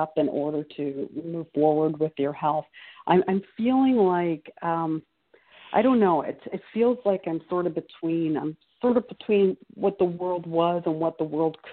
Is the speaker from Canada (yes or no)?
yes; Ontario, Canada